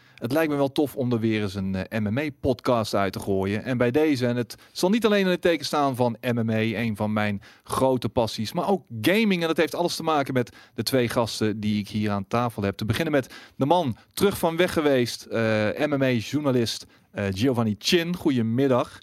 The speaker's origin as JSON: {"language": "Dutch", "town": "Breda", "region": "North Brabant", "country": "Netherlands", "said": "afkomstig ook uit Breda"}